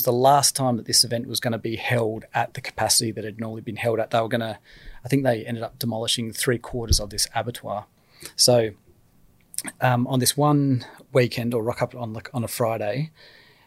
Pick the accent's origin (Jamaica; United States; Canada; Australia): Australia; I'm Australian